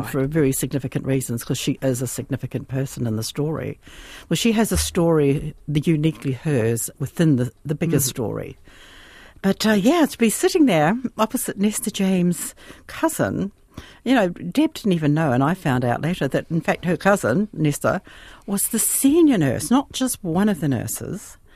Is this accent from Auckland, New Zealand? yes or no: no; Te Awamutu, Waikato, New Zealand; moved away as an adult; also born or lived in Christchurch; now in Australia; Te Awamutu.